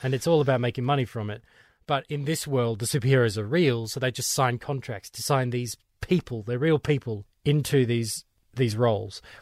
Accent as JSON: {"language": "English", "country": "Australia", "said": "for my Australian ears"}